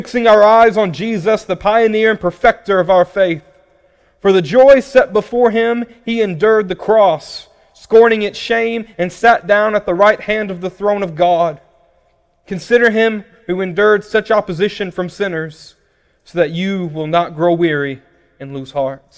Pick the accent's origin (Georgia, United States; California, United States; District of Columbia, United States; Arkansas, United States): Arkansas, United States; Paragould; now in Louisville, United States; I'm originally from a small town called Paragould, Arkansas.